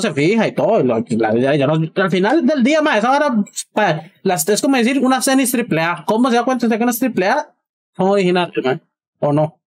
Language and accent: Spanish; Costa Rica; nosotros como costarricenses